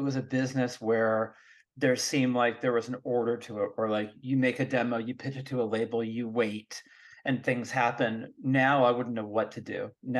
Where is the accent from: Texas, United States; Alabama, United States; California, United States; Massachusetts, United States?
California, United States; Marin County; I'm from Marin County